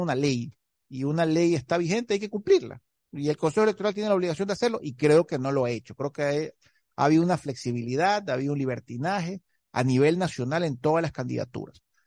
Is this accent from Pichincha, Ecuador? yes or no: no; Guayaquil, Guayas, Ecuador; yo como guayaquileño de nacimiento